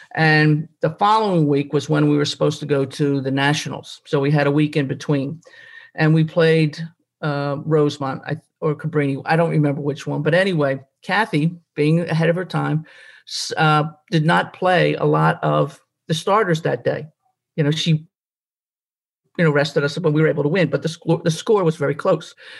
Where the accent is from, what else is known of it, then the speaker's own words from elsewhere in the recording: Glenolden, Pennsylvania, United States; I grew up in Glen Olden and uh, over Briarcliff